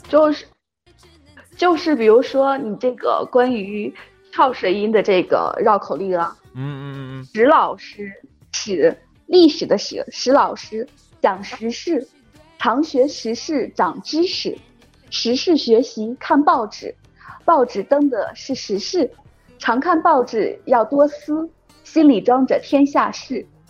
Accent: Xi'an, Shaanxi, China; 我来自大西安

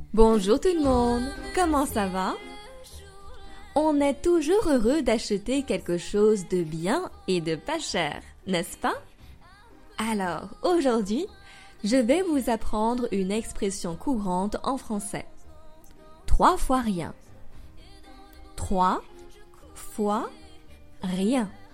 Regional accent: France; also born or lived in Paris

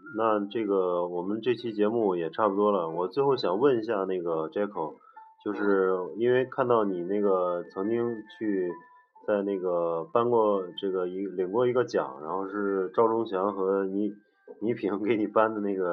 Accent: China; 我们中国人

